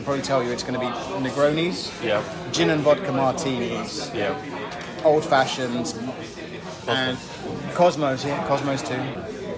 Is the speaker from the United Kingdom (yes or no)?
yes; Dagenham, London, United Kingdom; I was born in Dagenham, which is Zone 5, out in the sticks